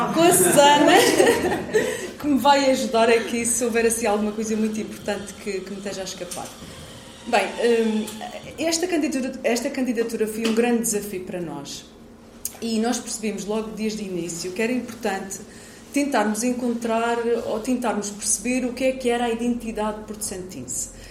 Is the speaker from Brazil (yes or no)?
no; Portugal; enquanto portuguesa